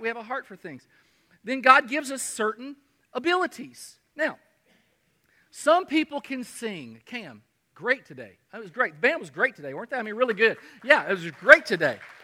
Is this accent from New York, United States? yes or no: no; Kentucky, United States; moved away; also born or lived in Michigan / Artesia, New Mexico; my hometown of Kentucky